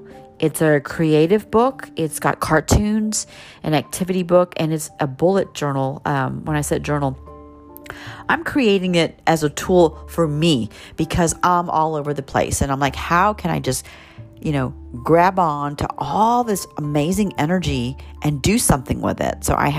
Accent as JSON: {"language": "English", "region": "Texas", "country": "United States", "said": "I'm from Texas, so I've got that accent."}